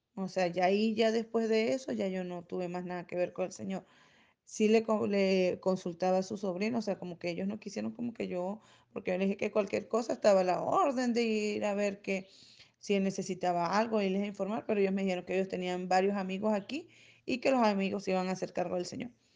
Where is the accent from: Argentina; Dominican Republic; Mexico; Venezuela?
Venezuela; now in Chile; yo soy venezolana